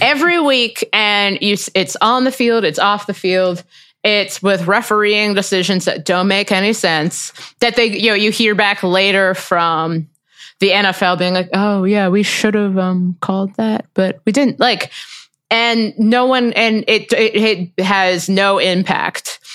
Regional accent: Cincinnati, Ohio, United States; I'm from Cincinnati

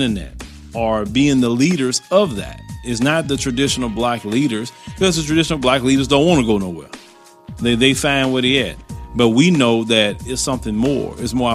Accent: United States; I grew up in America all my life

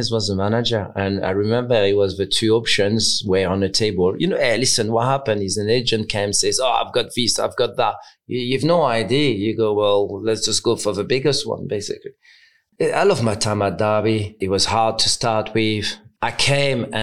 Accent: Caen, Normandy, France; English is a second language; moved away as an adult; now in England; my club was my hometown, Caen

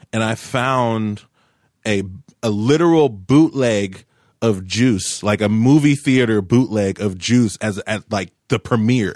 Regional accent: Tulsa, Oklahoma, United States; also born or lived in Cleveland, Ohio; I was born in Cleveland, Ohio, but I moved to Tulsa at a very young age in all my formidable years

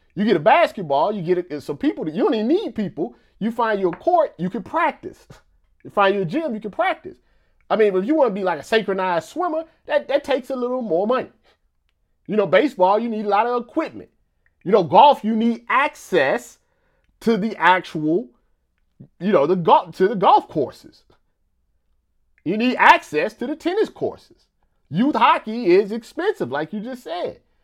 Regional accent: Missouri, United States; I'm from Missouri

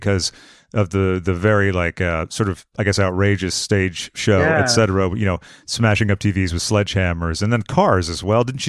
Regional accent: Sudbury, Massachusetts, United States; Well, I grew up in Sudbury, and I worked at the Newbury Comics in Natick.

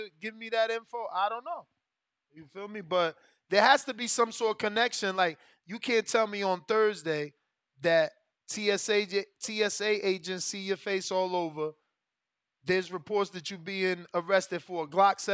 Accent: New Jersey, United States; now in Florida, United States; I'm from Jersey

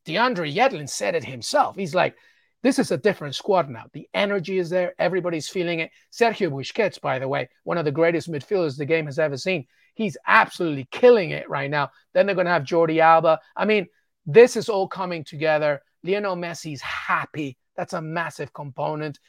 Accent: England, United Kingdom; I'm Peruvian, but I was born in England and grew up in England.

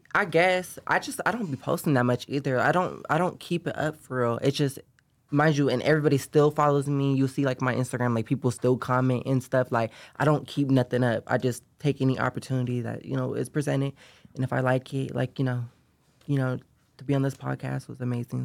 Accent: Sacramento, California, United States; I grew up in, uh, Sacramento, California

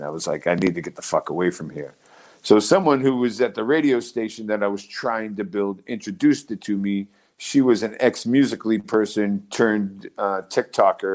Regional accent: Quincy, Massachusetts, United States; I'm born and raised in Quincy, Massachusetts

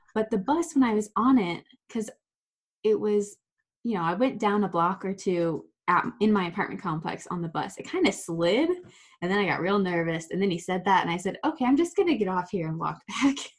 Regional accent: Ohio, United States; moved away as an adult; now in Pennsylvania, United States; I'm from Ohio

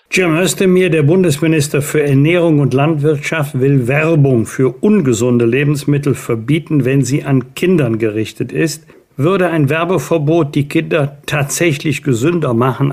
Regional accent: Rhineland, Germany; muss ich jetzt als Rheinländer stellen

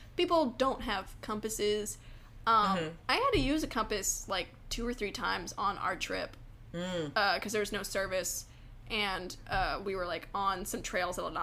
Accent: Houston, Texas, United States; We are from Houston, which is basically below sea level

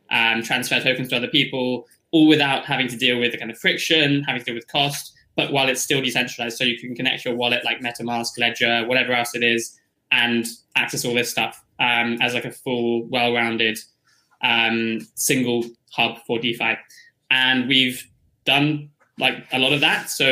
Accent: United Kingdom; I'm from the UK

